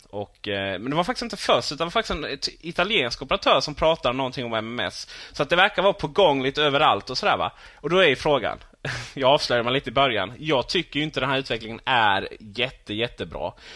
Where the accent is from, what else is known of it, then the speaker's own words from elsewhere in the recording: Sweden; vi svenskar